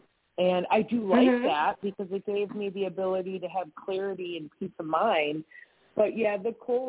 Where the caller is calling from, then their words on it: Wisconsin, United States; I'm in Wisconsin.